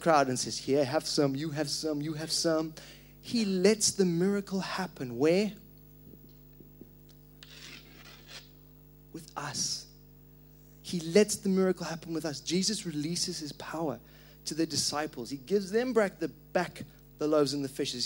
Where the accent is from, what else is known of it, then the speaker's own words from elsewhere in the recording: Zimbabwe; moved away; I grew up in Zimbabwe, and our culture